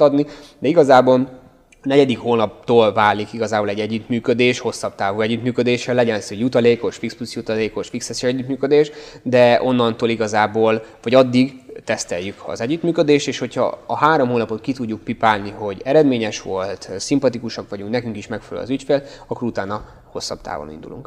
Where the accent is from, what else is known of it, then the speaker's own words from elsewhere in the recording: Hungary; moved away as an adult; now in Budapest, Hungary; Én egyébként vidékről származom